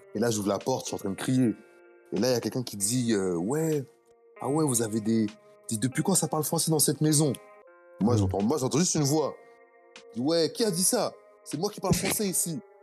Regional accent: France; moved away as an adult; now in United States; tous, les, Français ici, on est des survivants

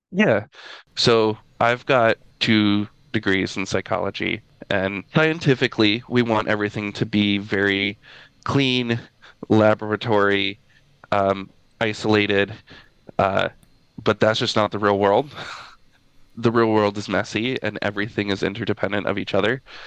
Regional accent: Midwest, United States; I grew up in Midwest uh, United States

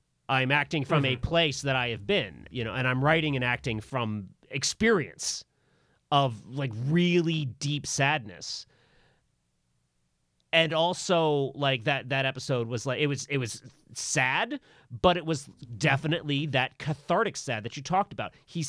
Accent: Virginia, United States; I grew up in Virginia, and boys don't cry.

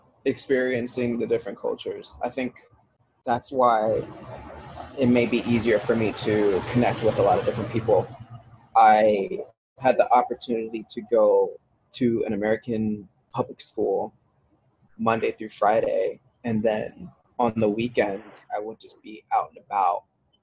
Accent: Bad Kreuznach, Rhineland-Palatinate, Germany; I am from Germany, as you know. I was born in Bad Kreuznach, which is a small little, it's actually kind of a medium-sized city. And it was half Germans and half Americans

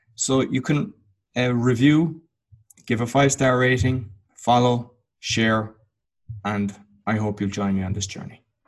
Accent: Cork, Munster, Ireland; moved away as an adult; now in Łódź, Poland; I'm Irish. I'm from Cork in Ireland. And in 2007, I moved to Łódź in Poland, and I've been living there ever since.

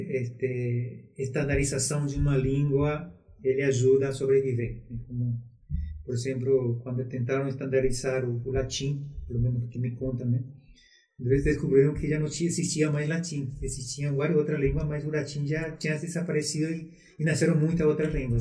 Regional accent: Paraguay; also born or lived in Brazil; now in Foz do Iguaçu, Brazil; eu nasci no Brasil, mas fui criado no Paraguai

